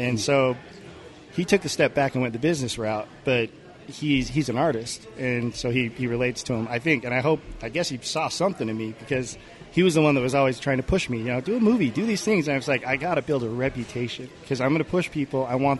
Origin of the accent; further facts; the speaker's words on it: Pleasant Grove, Utah, United States; So I'm part Swedish because of that. Yeah. And they settled in Pleasant Grove, and I was raised in the house that our pioneer great-great-great-grandpa built.